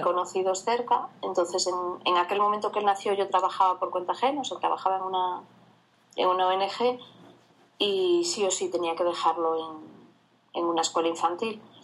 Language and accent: Spanish; Viana do Bolo, Galicia, Spain; yo soy de una zona, yo provengo de una zona rural del, del Oriente Urensano, que se llama Diana de Bolo